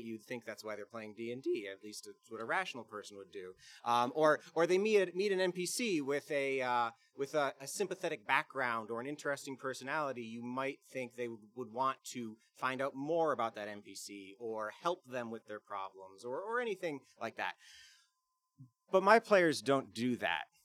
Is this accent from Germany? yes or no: no; Bluffton, South Carolina, United States; I'm from Bluffton, South Carolina